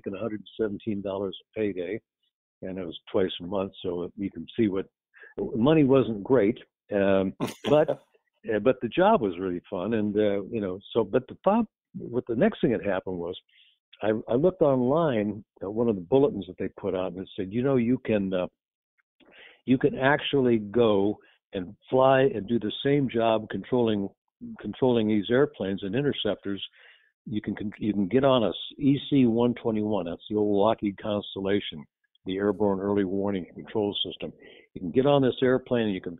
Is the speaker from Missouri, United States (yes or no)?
yes; St. Louis, Missouri, United States; moved away as an adult; also born or lived in Atchison, Kansas / Falmouth, Massachusetts; I grew up in St. Louis, and I went off to college there in Kansas